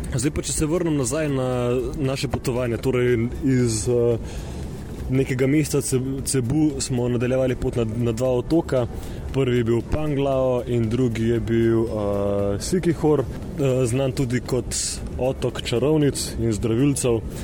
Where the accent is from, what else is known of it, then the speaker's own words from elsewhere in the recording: Slovenia; smo rojeni in živimo v Sloveniji